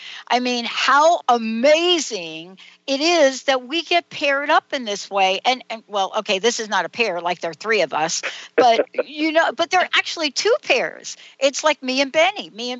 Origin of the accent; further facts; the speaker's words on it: the South, United States; accent: Southern; see, I told you it would not take me long to get my Southern accent going on here. You know, because my family, my stepmom, you know, half my family, they're all in the South now.